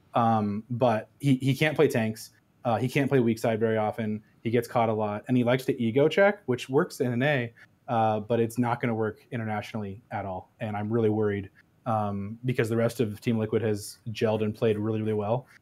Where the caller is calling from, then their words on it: Des Moines, Iowa, United States; I'm calling from Des Moines, Iowa.